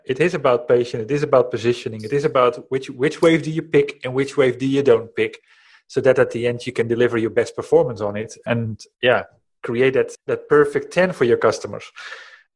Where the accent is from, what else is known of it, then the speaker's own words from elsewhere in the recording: Netherlands; I'm coming from the Netherlands, where everything is always much more like, take it easy